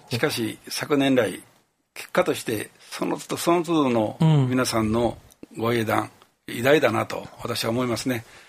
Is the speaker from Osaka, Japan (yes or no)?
no; Kyoto, Japan; この地域に生まれ育てていただいた